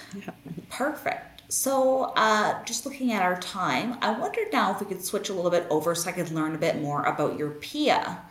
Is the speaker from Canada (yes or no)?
yes; Canada; I'm from Canada